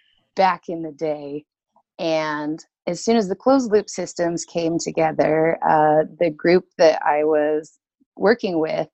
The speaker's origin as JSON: {"language": "English", "region": "Utah", "country": "United States", "tie": "born or raised there", "said": "Well, I grew up primarily in Utah. Moved around a lot, lived a couple different places, but Utah is where I call home."}